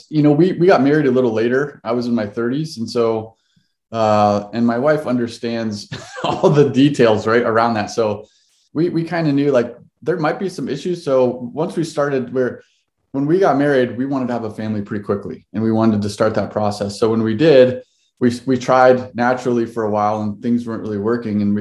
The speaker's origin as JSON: {"language": "English", "region": "Ohio", "country": "United States", "lives_now": "Seattle, United States", "said": "We've been here uh, since 2012. My wife and I moved out here from Ohio, so uh, we're we're from the East Coast."}